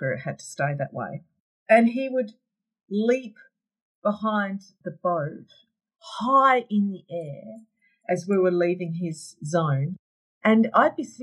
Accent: Australia; my hometown

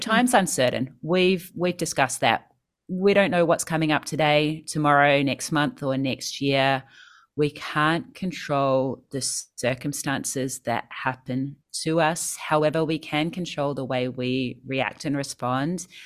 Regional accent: New Zealand; moved away as an adult; now in Sydney, Australia; I grew up in New Zealand. I moved to Sydney when I was twenty-one

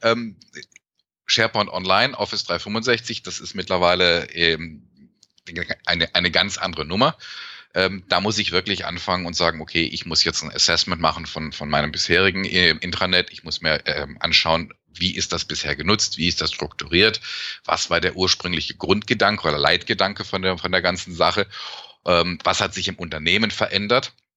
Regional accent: Germany; now in Canada; als Deutscher, der in Kanada lebt

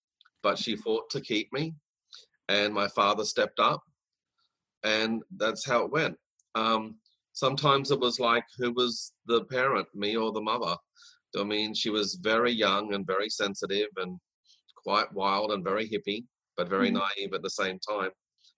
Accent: Brisbane, Queensland, Australia; also born or lived in Sydney, Australia / Woodridge (Logan City), Queensland; because at the age of 9, I moved from Sydney to Brisbane

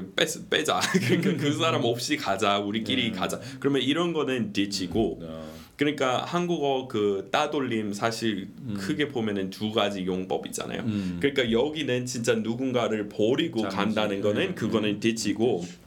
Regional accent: United States; Korean is a second language; moved away

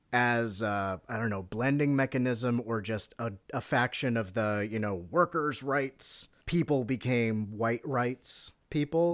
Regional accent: United States; I'm an American

